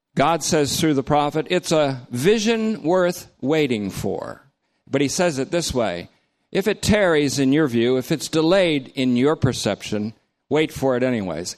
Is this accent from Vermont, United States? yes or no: yes; North Bennington, Vermont, United States; I grew up in North Bennington.